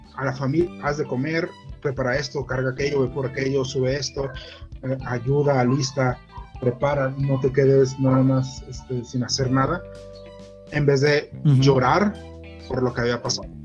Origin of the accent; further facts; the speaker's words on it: Mexico; acá en México